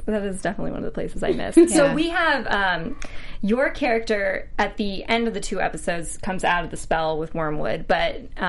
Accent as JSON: {"language": "English", "country": "United States", "said": "I'm an American"}